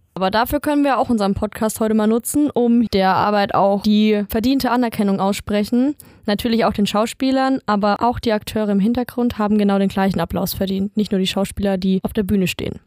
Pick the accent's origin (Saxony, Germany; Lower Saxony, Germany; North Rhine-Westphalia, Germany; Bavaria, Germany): Bavaria, Germany; Lower Franconia; bin einundzwanzig Jahre alt und komm gebürtig aus Unterfranken